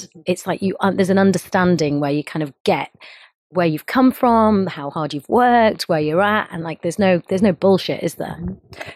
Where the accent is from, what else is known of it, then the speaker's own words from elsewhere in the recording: Bradford, Yorkshire and the Humber, United Kingdom; growing up in uh, up north in Bradford in Yorkshire as an Indian girl